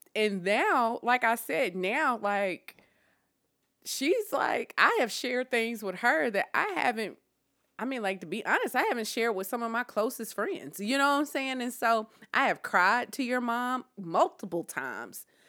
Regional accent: Deep South, United States; I am from the Deep South.

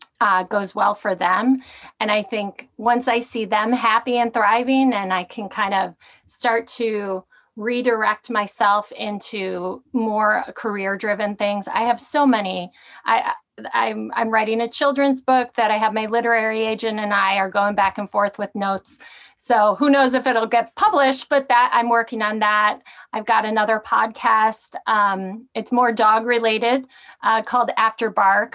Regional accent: Midwest, United States; moved away; I grew up in the Midwest

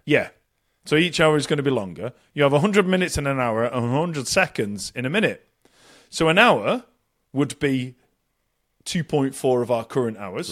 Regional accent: Bury, North West England, United Kingdom; moved away; I've been back in Bury, uh, a town just north of Manchester. Uh, my hometown

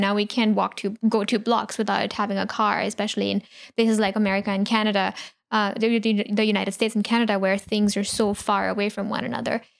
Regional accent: India; growing up in India

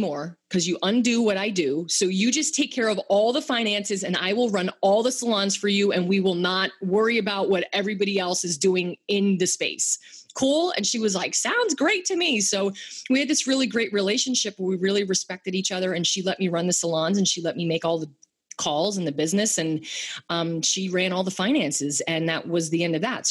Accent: Bethlehem, Pennsylvania, United States; moved away as an adult; also born or lived in West Palm Beach, Florida; I'm from Bethlehem, Pennsylvania

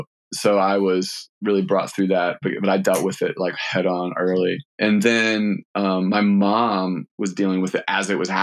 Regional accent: Richmond, Virginia, United States; Like I grew up in Richmond, Virginia for middle school, high school, and then college as well.

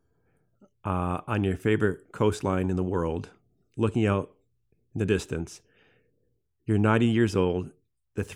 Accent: Michigan, United States; I'm originally from Michigan

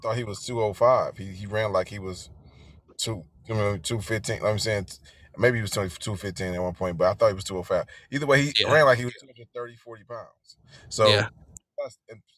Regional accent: Cleveland, Ohio, United States; I'm from Cleveland

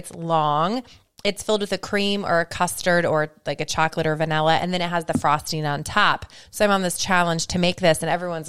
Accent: Central Ohio, United States; now in Northeast Ohio, United States; I'm from Southern Ohio. Actually, I'm from like Southeast, I'm Central Ohio, but up here in the Northeast region, everyone thinks that I'm from Southern Ohio.

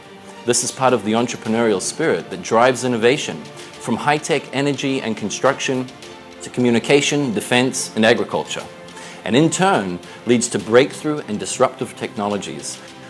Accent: Israel; also born or lived in New Zealand; I'm from Israel. I was born in New Zealand. That's why I sound like this. Still a little bit. It hasn't worn off. But I moved to Israel when I was 8 years old.

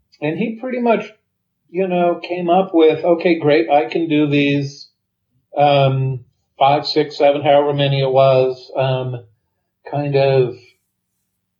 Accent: West Coast, United States; I'm from the West Coast. I was in the West Coast in the 70s

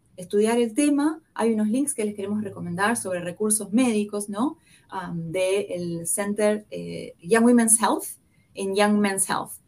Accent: Buenos Aires, Argentina; accent: porteño; moved away as an adult; now in Kansas City, United States; como el acento me delata, que yo soy porteña. Ah, nací y crecí en Buenos Aires, Argentina

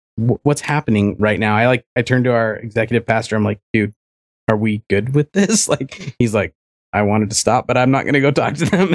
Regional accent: Utah, United States; also born or lived in Germany; I'm from Utah. I was an Air Force brat, so I was born in Germany, and I was there for 7 years

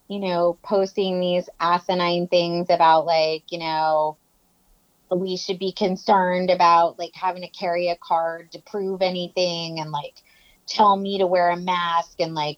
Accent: Florida, United States; moved away; I'm from Florida

